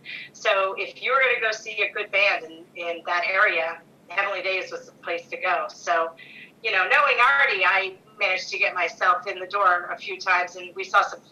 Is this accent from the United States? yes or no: yes; Rhode Island, United States; moved away as an adult; also born or lived in Massachusetts / Steamboat Springs, Colorado; I grew up in Rhode Island